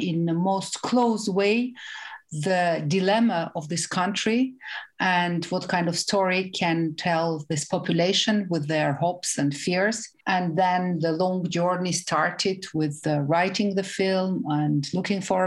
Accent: Armenia; moved away as an adult; now in France; I am Armenian originally from Soviet Armenia and living in France since more than 20 years

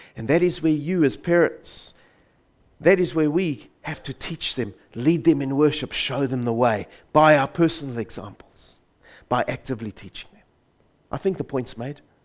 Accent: South Africa; I grew up in South Africa under the banner of the Dutch Reformed Church

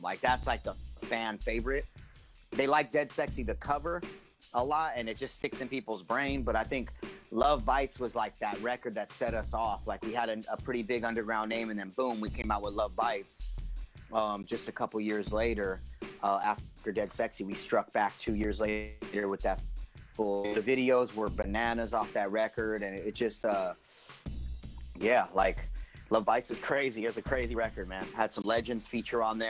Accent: San Jose, California, United States; born or raised there

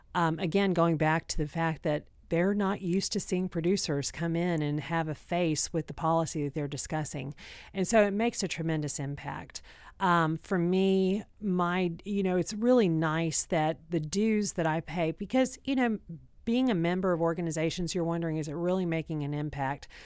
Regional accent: Texas, United States; I'm from Texas

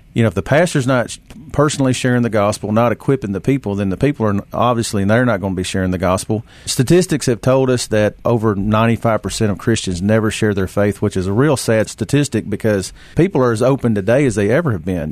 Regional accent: Ripley, Tennessee, United States; moved away as an adult; also born or lived in Cordova, Tennessee; I grew up there in Ripley. Uh, my whole life was born and reared there

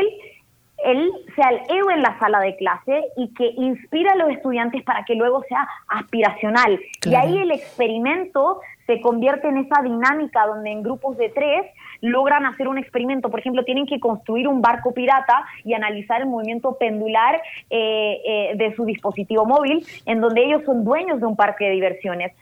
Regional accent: Arica, Arica y Parinacota, Chile; yo soy de Chile originalmente, eh, nací en Chile, en el norte de Chile, en Arica, eh, frontera con Perú

